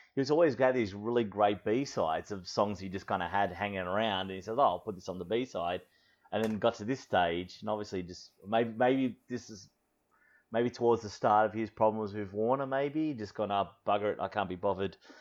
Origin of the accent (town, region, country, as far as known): Australia; born or raised there